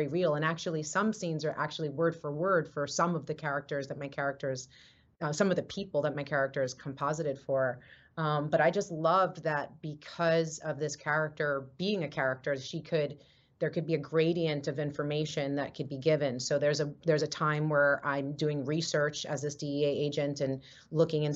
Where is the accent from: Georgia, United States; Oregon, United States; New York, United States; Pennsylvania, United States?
New York, United States; I grew up in New York in the Lower East Side during the HIV, AIDS, crack, cocaine disparity, heroin crisis